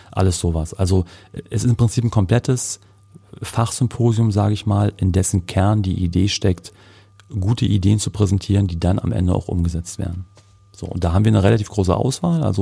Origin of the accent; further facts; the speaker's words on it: Cottbus, Brandenburg, Germany; als Cottbusser nicht verstecken müssen, wenn wir aus unserer Stadt rauskommen und sagen müssen, ja, ich komme aus Cottbus, entschuldige bitte dass ich aus Cottbus komme.